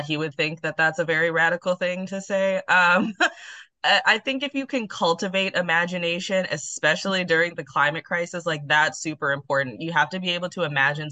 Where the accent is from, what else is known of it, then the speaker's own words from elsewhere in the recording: Denver, Colorado, United States; I grew up in Denver, Colorado, my entire life